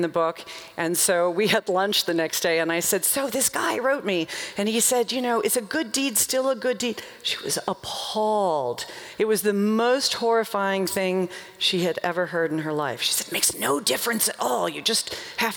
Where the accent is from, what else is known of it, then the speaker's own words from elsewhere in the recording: Nashville, Tennessee, United States; I'm from Nashville.